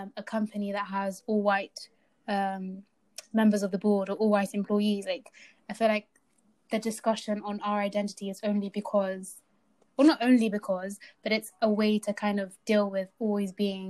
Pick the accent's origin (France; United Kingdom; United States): United Kingdom; I'm British and I was born here, but I'm also a Somali